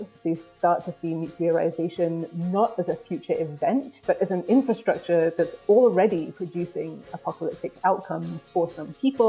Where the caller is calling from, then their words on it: Virginia, United States; I'm calling in from Manahoac land in Northern Virginia